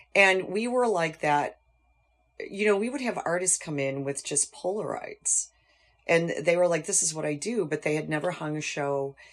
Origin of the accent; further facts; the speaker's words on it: North Tonawanda, New York, United States; I grew up in North Tonawanda, and I went to Buff State College